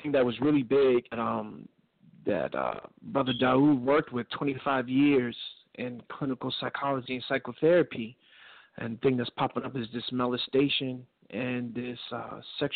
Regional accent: New York City, New York, United States; moved away as an adult; now in Pittsburgh, United States; I'm originally from New York, though, from the Bronx, but I came out here to college

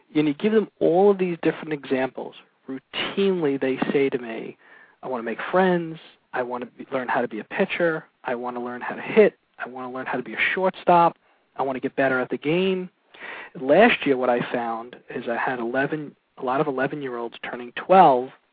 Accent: Brooklyn, New York, United States; also born or lived in Massapequa, Long Island, New York; grew up on Long Island. First, I grew up in Brooklyn until I was about 12. Started playing organized sports uh, out in Massapequa

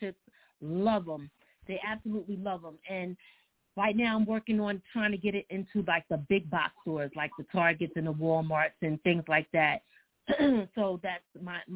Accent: Philadelphia, Pennsylvania, United States; also born or lived in upstate New York; now in New York, United States; I live in New York. I'm upstate New York. Originally from Philly

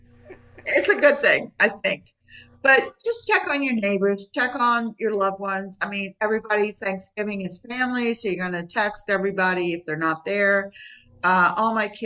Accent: United States; moved away as an adult; also born or lived in Maryland / West Virginia / Florida; now in Tampa area, Florida, United States; I'm from Maryland. We're West Virginia, Maryland area

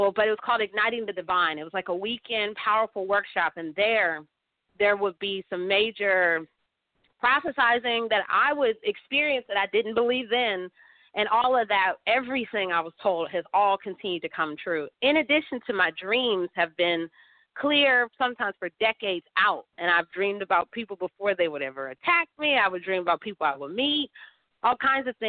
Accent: Atlanta, Georgia, United States; also born or lived in Pittsburgh; now in St. Louis, United States; I'm here in St. Louis, but I'm born in Pittsburgh, and then I was raised in Atlanta

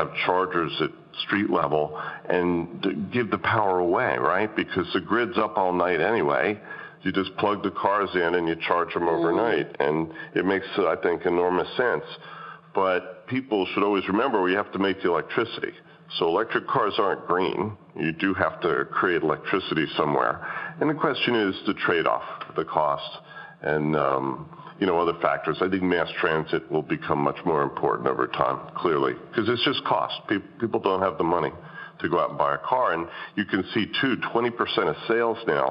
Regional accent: Washington, District of Columbia, United States; I grew up in Washington

